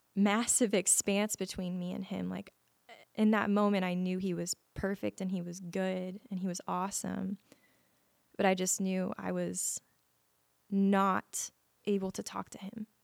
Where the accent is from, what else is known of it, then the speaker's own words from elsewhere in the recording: Las Vegas, Nevada, United States; I was born and raised in Las Vegas, Nevada